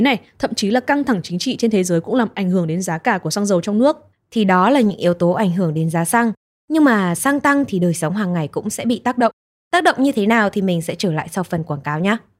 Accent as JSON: {"language": "Vietnamese", "region": "Nghệ An", "country": "Vietnam", "tie": "born or raised there", "moved": "yes", "lives_now": "Hanoi, Vietnam", "said": "quê mình là ở Nghệ"}